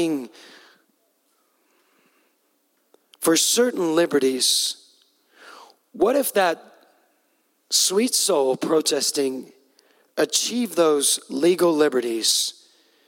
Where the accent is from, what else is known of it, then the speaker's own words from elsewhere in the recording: Pacific Northwest, United States; I'm from the Northwest. That's the good corner